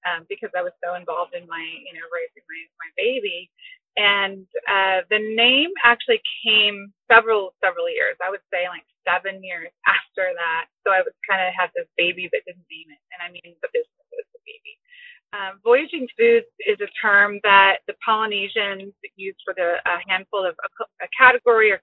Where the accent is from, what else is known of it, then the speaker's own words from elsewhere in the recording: Southern California, United States; moved away as an adult; also born or lived in Hawaii; now in Oahu, United States; I was brought up in Southern California